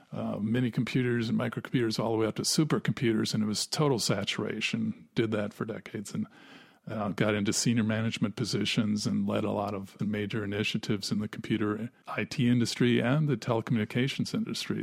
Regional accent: Wisconsin, United States; I was from Wisconsin, and we both grew up in tremendously free environments

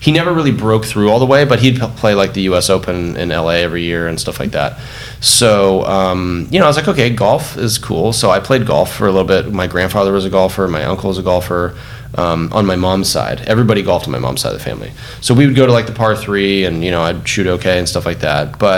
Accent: California, United States; This is when the Lakers were winning everything, and I'm growing up in Southern California.

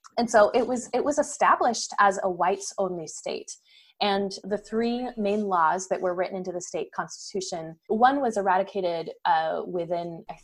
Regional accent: Oregon, United States; now in California, United States; my husband and I, our family lives in California now, and we've lived here for the most part off and on for almost 20 years, I grew up in the Pacific Northwest. So I grew up in the state of Oregon. That's where I spent my formative years.

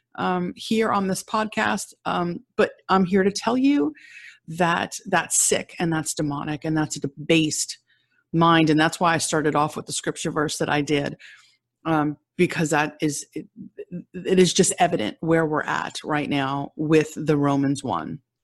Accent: United States; But I am an American. I live here in America.

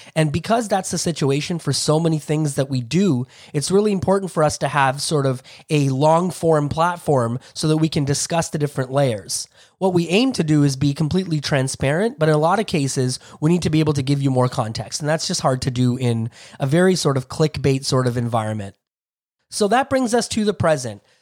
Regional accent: Toronto, Ontario, Canada; I grew up in Toronto, Ontario

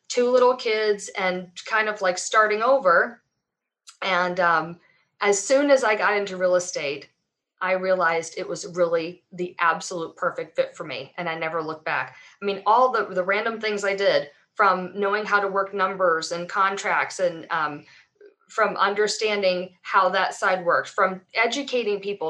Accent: Atlanta, Georgia, United States; I'm from Atlanta, I've lived here, you know, since I was 1 year old

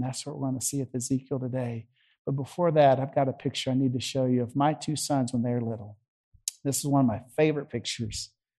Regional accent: the South, United States; accent: Southern; And hey, with my Southern accent back then, up there in Chicago, trying to reach a bunch of high school kids that spoke Yankee, Chicagoan, they looked at me cross-eyed.

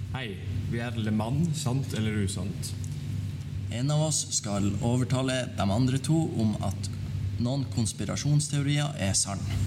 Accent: Arendal, Agder, Norway; jeg er fra Arendal

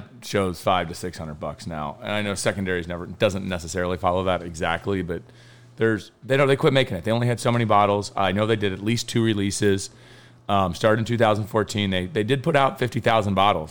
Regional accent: Kentucky, United States; I'm from Kentucky and every man drinks it there.

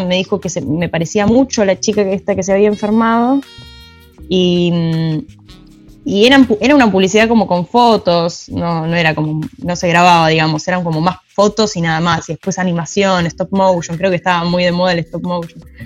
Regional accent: Buenos Aires, Argentina; also born or lived in Quilmes; después empecé a vivir en Capital, en Chacarita

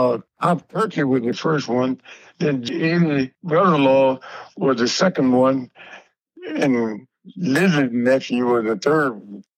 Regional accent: the South, United States; When I was growing up in the South, yes, ma'am, and no, ma'am, and yes, sir.

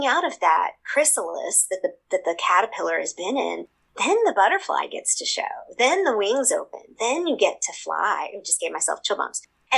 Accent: Seoul, South Korea; I describe them because I'm a missionary kid. I grew up in Seoul, Korea, actually.

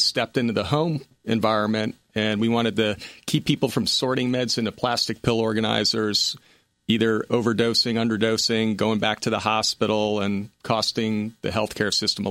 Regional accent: Connecticut, United States; born there; also born or lived in Rhode Island / Louisiana / Seattle; Well, military brat. Father was in the Coast Guard, graduated from Coast Guard Academy, born in Connecticut, lived in Rhode Island, Louisiana, Seattle, back to Connecticut.

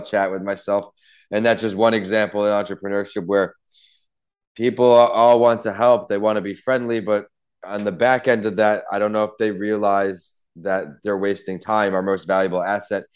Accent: Ohio, United States; moved away; also born or lived in Tampa; I was raised in Ohio

